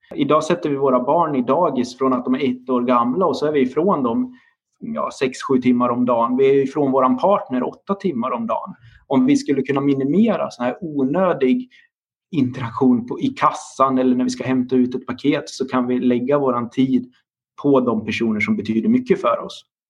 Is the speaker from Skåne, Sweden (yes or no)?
no; Dalarna County, Sweden; now in Linköping, Sweden; Jag är också uppvuxen på landsbygden i Dalarna